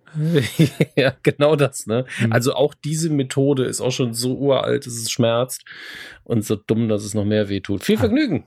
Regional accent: Saarland, Germany; als Saarländer

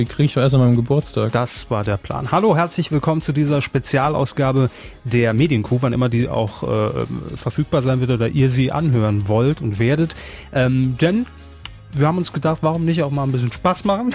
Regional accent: Saarland, Germany; als Saarländer

